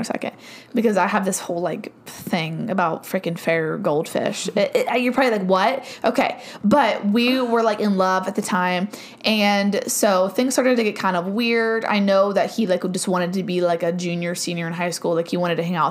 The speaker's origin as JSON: {"language": "English", "town": "Cambridge", "region": "Ohio", "country": "United States", "tie": "born or raised there", "said": "my hometown because there was more things there in Cambridge, Ohio."}